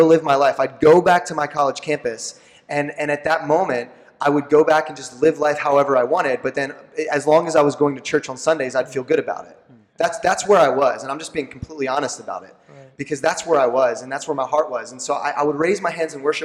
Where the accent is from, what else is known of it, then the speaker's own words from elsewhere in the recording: Lancaster County, Pennsylvania, United States; I'm born and raised in Lancaster County